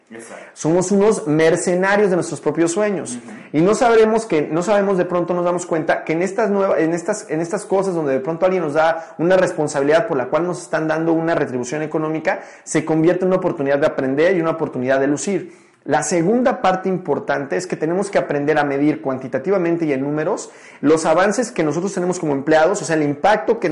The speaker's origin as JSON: {"language": "Spanish", "region": "Mexico City", "country": "Mexico", "tie": "born or raised there", "also_born_or_lived": "Tijuana", "moved": "yes", "said": "Nací en la Ciudad de México"}